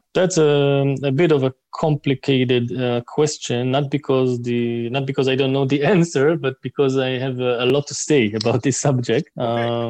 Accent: Israel; I am from Israel. I'm Israeli.

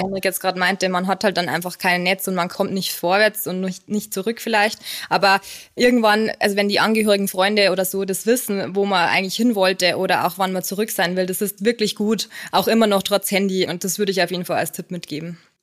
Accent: Lower Bavaria, Germany; moved away as an adult; now in Munich, Germany; komme ursprünglich aus Niederbayern

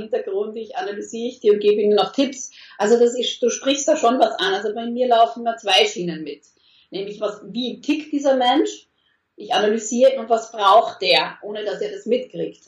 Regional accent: Austria; moved away as an adult; now in Germany; vorher in Österreich, ich bin Österreicherin und dann in den letzten sieben Jahren in Deutschland

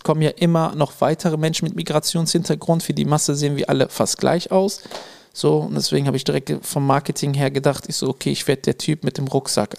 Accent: Münsterland, North Rhine-Westphalia, Germany; Bei uns im Münsterland

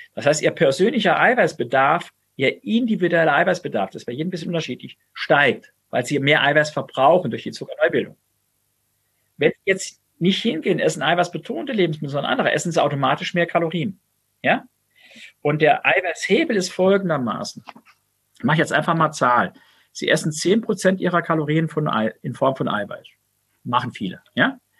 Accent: Saarland, Germany; ich komme aus dem Saarland

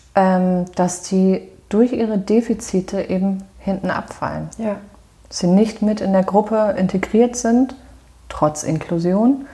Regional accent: Germany; hier bei uns in Deutschland

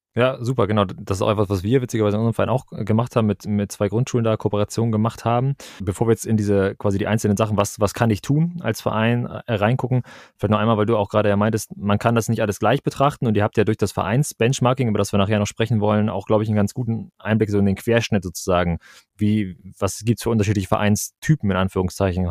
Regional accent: Kiel, Schleswig-Holstein, Germany; Ich komme hier aus dem Norden, ganz oben aus Kiel.

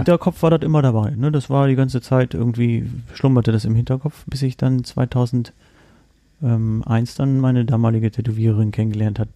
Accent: Rostock, Mecklenburg-Vorpommern, Germany; moved away; ich komme gebürtig aus Rostock

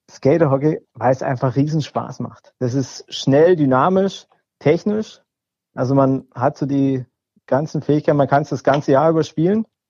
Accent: Cottbus, Brandenburg, Germany; now in Stuttgart, Germany; ich komme ursprünglich aus Cottbus.

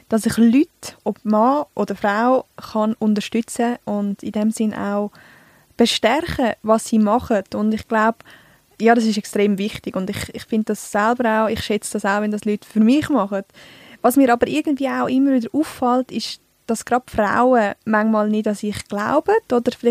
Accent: Altdorf, Uri, Switzerland; ich bin in Altdorf im Kanton Uri, also im schönen Urnerland, aufgewachsen. Und ja, ich rede Dialekt nicht.

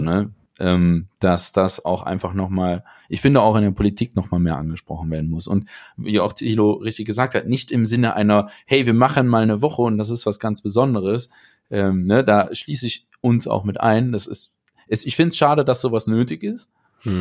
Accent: Aachen, North Rhine-Westphalia, Germany; ich komme ja aus Aachen

